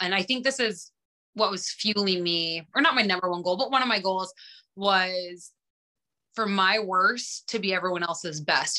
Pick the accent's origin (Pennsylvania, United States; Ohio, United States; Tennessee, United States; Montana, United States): Montana, United States; Glasgow; I'm one from Glasgow